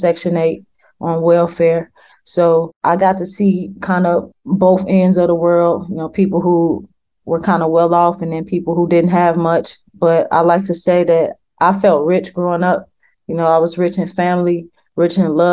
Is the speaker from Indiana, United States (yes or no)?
no; Chicago, Illinois, United States; I grew up in Chicago, Illinois, on the north side in a neighborhood called Uptown.